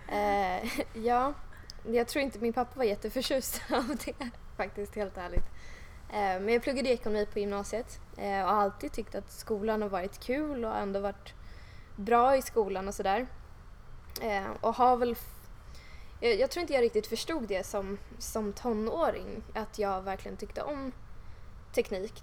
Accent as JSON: {"language": "Swedish", "town": "Huddinge", "region": "Stockholm County", "country": "Sweden", "tie": "born or raised there", "said": "jag har vuxit upp här i Stockholm och liksom i Huddinge då utanför Stockholm"}